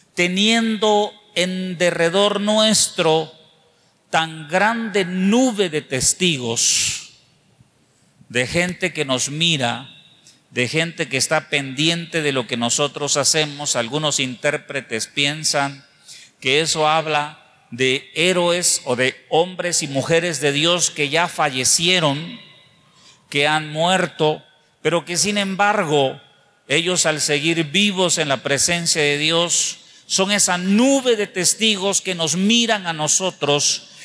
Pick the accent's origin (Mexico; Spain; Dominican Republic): Mexico; nosotros como mexicanos